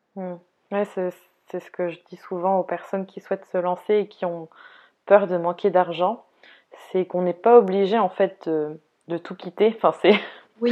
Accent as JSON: {"language": "French", "region": "Brittany", "country": "France", "said": "moi, la bretonne"}